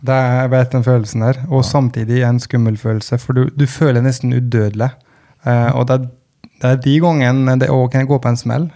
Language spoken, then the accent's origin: Norwegian; Gudbrandsdalen, Innlandet, Norway; jeg kom fra Gudbrandsdalen